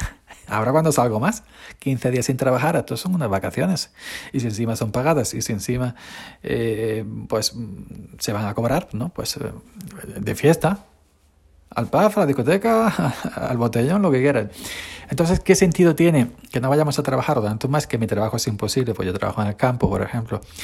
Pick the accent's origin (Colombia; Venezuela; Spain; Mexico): Spain; somos un país mediterráneo de fiesta, sangre caliente, beber, disfrutar